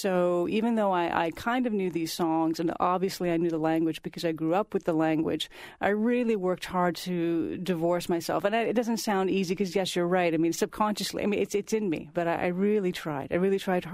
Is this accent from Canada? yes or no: yes; Toronto, Ontario, Canada; I'm a child of Italian immigrants, born and raised in Toronto